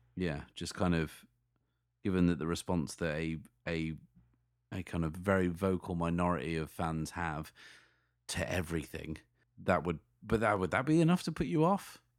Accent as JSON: {"language": "English", "town": "Sheffield", "region": "Yorkshire and the Humber", "country": "United Kingdom", "tie": "born or raised there", "said": "my hometown of Sheffield"}